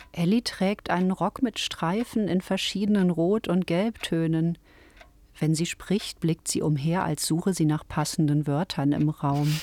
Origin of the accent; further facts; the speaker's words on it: Ruhr area, North Rhine-Westphalia, Germany; Ich bin im Ruhrgebiet aufgewachsen